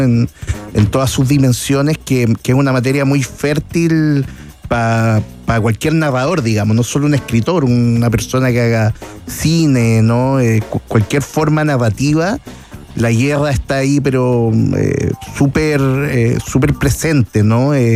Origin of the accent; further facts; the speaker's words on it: Chile; como cualquier chileno